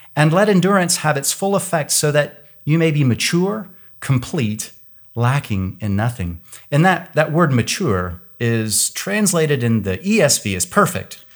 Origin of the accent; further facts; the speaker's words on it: Kansas, United States; now in California, United States; I live in California now, but I grew up in Kansas